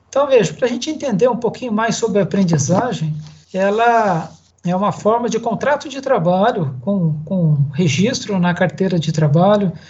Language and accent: Portuguese; Vale do Paraíba, São Paulo, Brazil; moved away as an adult; also born or lived in Araçatuba; Hoje, hoje eu estou de volta ao Vale do Paraíba, que é minha terra Natal